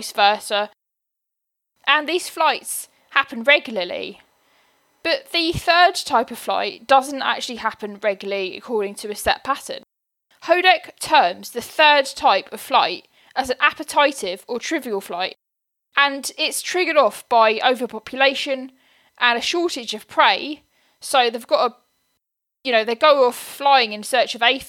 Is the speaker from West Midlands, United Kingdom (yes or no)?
no; Buckinghamshire, South East England, United Kingdom; where I lived when I was growing up in Buckinghamshire